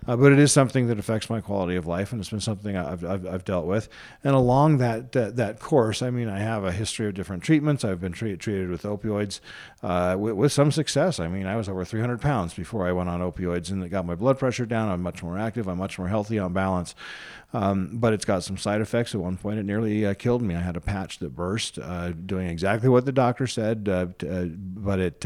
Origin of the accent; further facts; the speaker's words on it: Colorado, United States; also born or lived in Washington, D.C.; now in Utah, United States; I was raised most of my life in, the, in Colorado